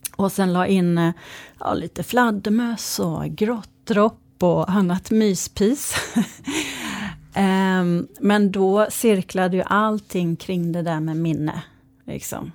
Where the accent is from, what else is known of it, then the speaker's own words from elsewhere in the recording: Malmö, Skåne, Sweden; jag kommer eh, från Malmö